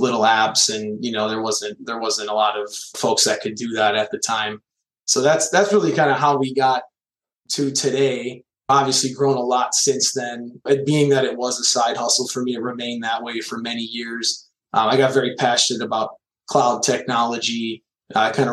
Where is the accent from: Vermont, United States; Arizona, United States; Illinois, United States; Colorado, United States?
Illinois, United States; Chicago; I'm a kid from Chicago and just grew up in an IT family